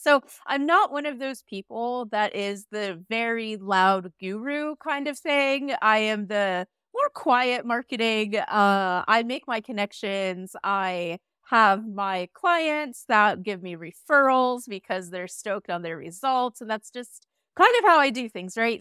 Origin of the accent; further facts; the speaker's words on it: United States; now in Iceland; I'm an American immigrant now living in Iceland